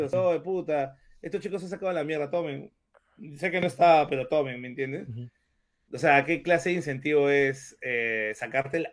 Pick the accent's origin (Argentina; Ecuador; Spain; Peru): Peru; tú como peruano